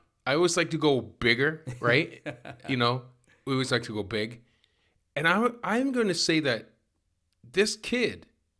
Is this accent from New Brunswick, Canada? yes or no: no; Victoria, British Columbia, Canada; So I grew up in Victoria.